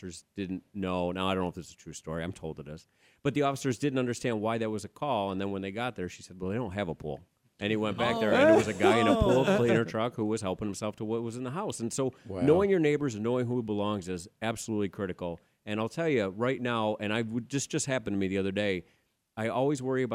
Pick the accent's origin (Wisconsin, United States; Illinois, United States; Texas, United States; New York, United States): New York, United States; accent: New York; now in Arizona, United States; when I'm around someone else from New York, my accent comes out a little bit